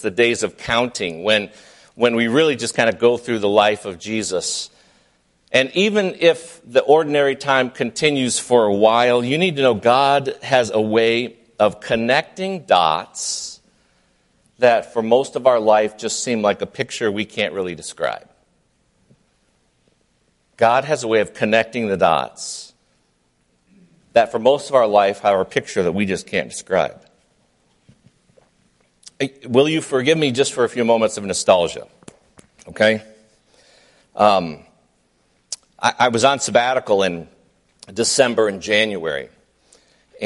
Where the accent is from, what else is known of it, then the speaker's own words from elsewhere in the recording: Flint, Michigan, United States; moved away as an adult; also born or lived in Indiana; growing up in Flint, Michigan